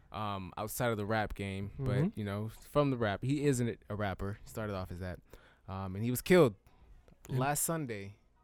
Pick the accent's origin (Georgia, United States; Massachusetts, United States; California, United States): California, United States; Southern; moved away; I'm from SoCal